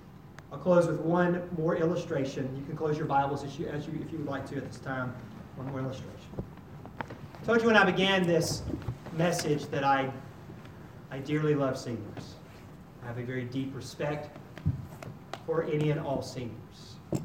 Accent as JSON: {"language": "English", "region": "North Carolina", "country": "United States", "said": "I came from North Carolina."}